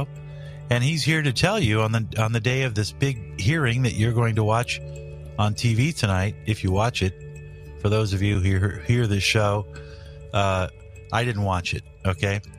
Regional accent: Southern California, United States; I grew up in Southern California, so my roots are in the Los Angeles and Santa Barbara area.

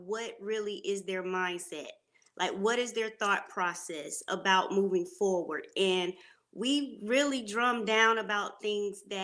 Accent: Panama City, Florida, United States; now in Charlotte, United States; I am from Panama City, Florida

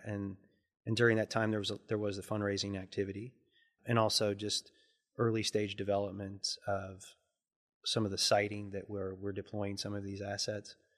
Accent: Lexington, Kentucky, United States; also born or lived in Montana; growing up in Lexington

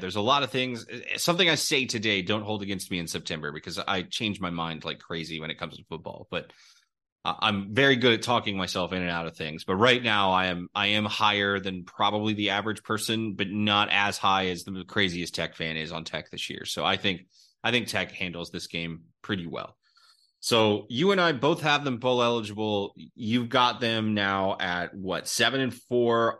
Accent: Houston, Texas, United States; my hometown where my dad went to school

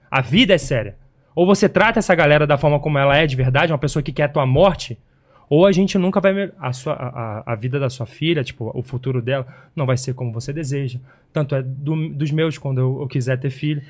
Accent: Belford Roxo, Rio de Janeiro, Brazil; da onde eu vim, da Baixada Fluminense do Rio de Janeiro

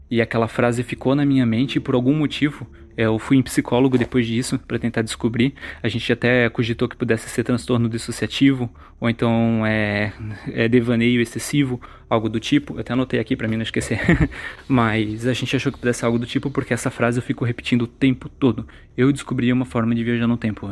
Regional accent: Santa Catarina, Brazil; also born or lived in Brusque; Eu sou de Santa Catarina

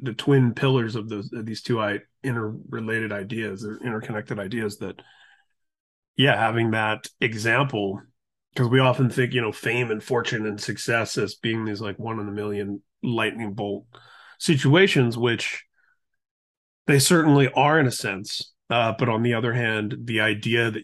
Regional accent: Indiana, United States; moved away as an adult; now in California, United States; where I grew up in Indiana, I was born and raised there, spent, you know, was there until my mid to late 20s and have spent the next half of my life in California

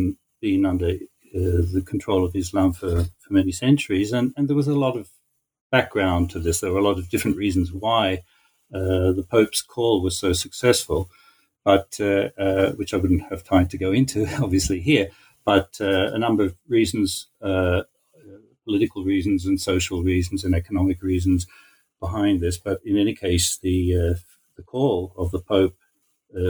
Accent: Australia; moved away as an adult; also born or lived in Haifa, Israel; now in Israel; I grew up in Australia

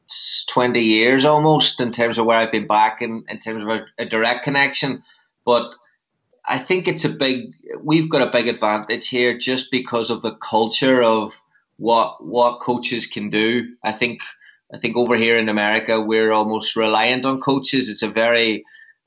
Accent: Northern Ireland, United Kingdom; now in Chicago, United States; I'm originally from Northern Ireland. I'm based in Chicago here

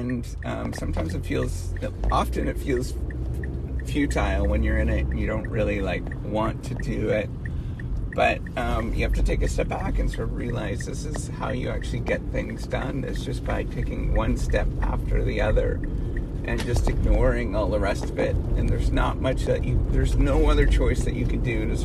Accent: Dryden, Ontario, Canada; it's close to where my hometown is, in Dryden, Ontario

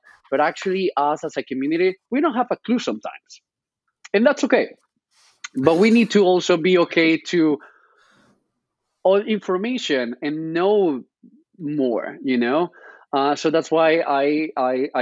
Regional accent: Spain; English is a second language; moved away as an adult; now in New York, United States; I'm coming from Spain, so that's why this cute accent that you can hear right now

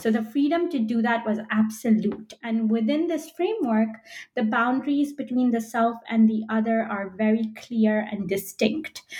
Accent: Belgium; moved away as an adult; also born or lived in United Kingdom / United States; now in Philadelphia, United States; I was born in Belgium and spent the first 18 years of my life there

